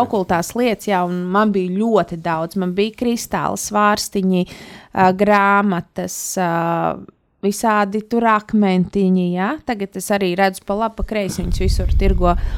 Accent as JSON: {"language": "Latvian", "country": "Latvia", "said": "mēs taču esam latvieši"}